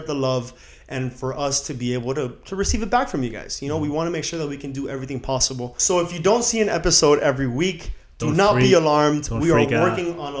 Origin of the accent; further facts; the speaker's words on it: Miami, Florida, United States; we're from Miami